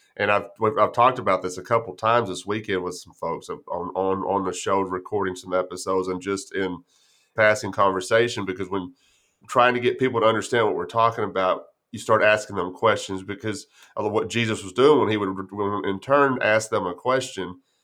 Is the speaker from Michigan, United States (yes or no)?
no; Grape Creek, Texas, United States; I grew up in West Texas, it's a little town called Grape Creek, right side out of San Angelo